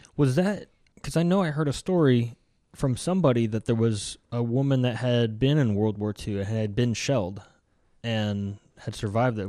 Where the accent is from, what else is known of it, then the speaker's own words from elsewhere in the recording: United States; we're Americans